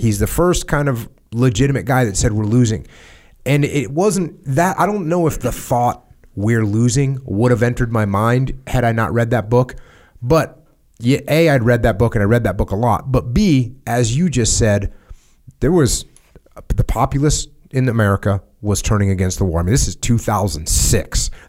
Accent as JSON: {"language": "English", "country": "United States", "said": "So I come from the States where everyone's saying, well, not everyone, but where a lot of people are saying we're losing, we can't win."}